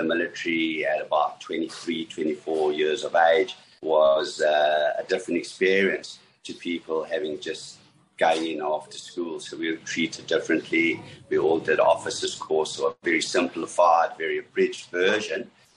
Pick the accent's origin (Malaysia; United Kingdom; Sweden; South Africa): South Africa; moved away as an adult; also born or lived in Johannesburg, South Africa; now in Australia; I'm originally from South Africa, been in Australia for the last 25 odd years. I grew up on a farm.